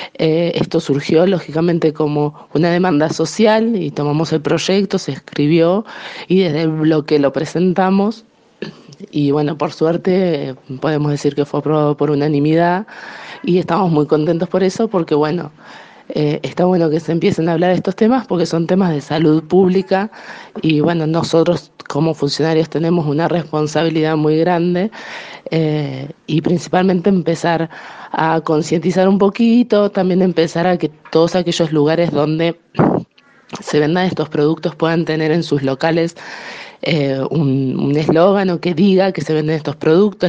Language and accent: Spanish; Felipe Solá, Buenos Aires, Argentina; yo soy particularmente de Felipe Solá